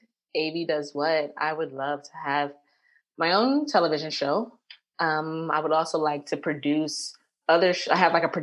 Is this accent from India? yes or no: no; Jamaica; And it's just like, we're unpopular opinions. Like, and I'm Jamaican.